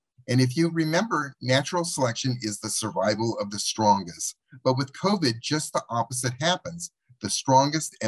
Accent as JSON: {"language": "English", "town": "Los Angeles", "region": "California", "country": "United States", "tie": "born or raised there", "said": "Los Angeles, my hometown"}